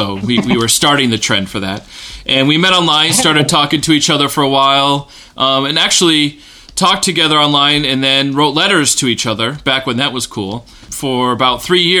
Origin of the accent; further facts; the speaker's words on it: Rutland, Vermont, United States; moved away as an adult; also born or lived in Pennsylvania / Decorah, Iowa; now in Gardner, United States; So I grew up primarily in Rutland and attended Good Shepherd Lutheran Church in Rutland, Vermont. It was a really nice experience growing up in Vermont, small town in Vermont